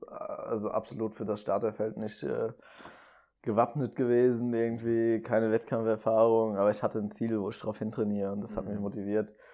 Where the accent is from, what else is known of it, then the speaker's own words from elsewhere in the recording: Limburg, Hesse, Germany; Also ich komme ja ursprünglich aus Limburg.